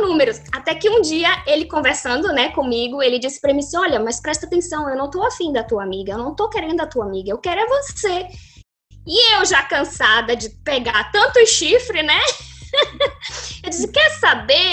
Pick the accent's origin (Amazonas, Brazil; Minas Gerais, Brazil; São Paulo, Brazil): Amazonas, Brazil; Manaus; moved away as an adult; now in Portugal; eu sou do norte de, do Brasil, sou de Manaus.